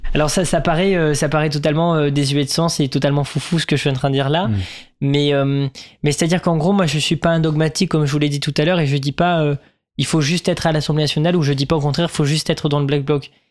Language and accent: French; Sainte-Foy-la-Grande, Nouvelle-Aquitaine, France; now in Paris, France; moi je viens pas de Paris de base, je viens de, Sainte-Foy-la-Grande